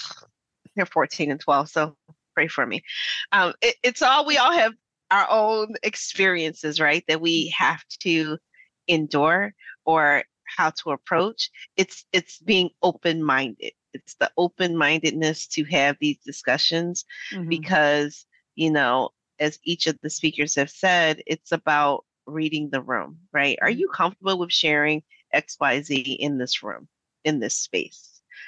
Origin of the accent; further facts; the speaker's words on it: Philadelphia, Pennsylvania, United States; when I say I'm from Philly, I'm from West Philly, I don't really have to give you no more than that.